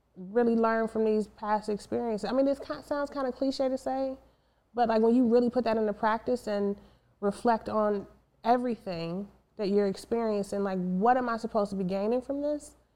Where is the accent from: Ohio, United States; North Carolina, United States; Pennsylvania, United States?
Ohio, United States; East Cleveland; moved away as an adult; we lived in East Cleveland, uh, suburb of Cleveland